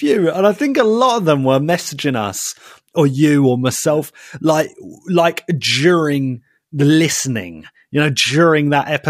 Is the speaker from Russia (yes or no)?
no; United Kingdom; Because we're in the UK and we're British.